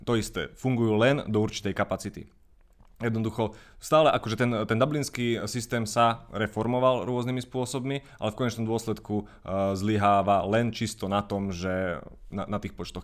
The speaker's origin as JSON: {"language": "Slovak", "town": "Banská Bystrica", "region": "Banská Bystrica Region", "country": "Slovakia", "said": "Identifikujem sa ako Bystričan, Stredoslovák"}